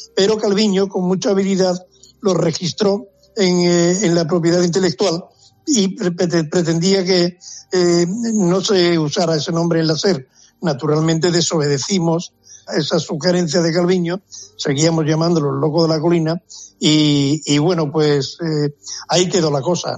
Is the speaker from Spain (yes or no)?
yes; Andalusia, Spain; cómo somos los andaluces